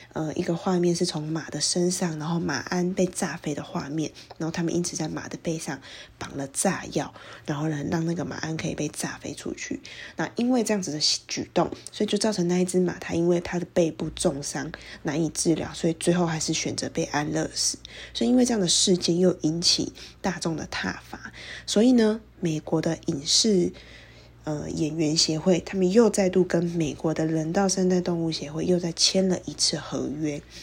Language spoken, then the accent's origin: Chinese; Taiwan; 像是我们台湾人可能特别熟悉的